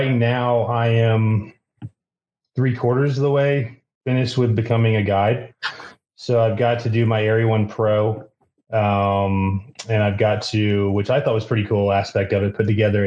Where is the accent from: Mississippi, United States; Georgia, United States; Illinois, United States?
Georgia, United States; Savannah; moved away as an adult; now in Fort Collins, United States; Originally I'm from Savannah